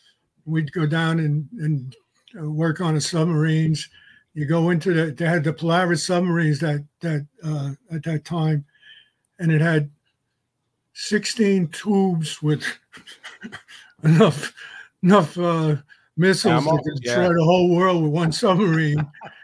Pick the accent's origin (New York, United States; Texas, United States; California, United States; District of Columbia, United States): New York, United States; New York City; I lived in Westerly in Staten Island on Khyber Court, which is around the corner from the National Guard Armory, about a quarter mile from Clove Lakes Park. It was a real great place to live.